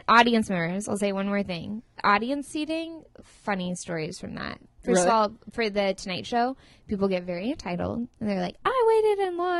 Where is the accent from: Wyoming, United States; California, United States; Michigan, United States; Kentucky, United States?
California, United States; Santa Barbara; I'm from Santa Barbara